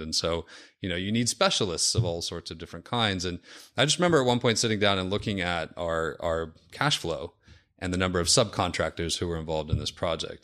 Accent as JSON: {"language": "English", "town": "Seattle", "region": "Washington", "country": "United States", "tie": "born or raised there", "said": "I'm from Seattle. Uh, grew up, um, in the Seattle area"}